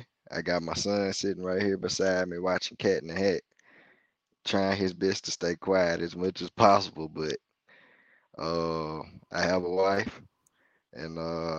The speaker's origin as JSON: {"language": "English", "town": "Laurel", "region": "Mississippi", "country": "United States", "lives_now": "Hattiesburg, United States", "said": "I'm actually from Laurel, Mississippi. That's probably 30 miles from here, maybe."}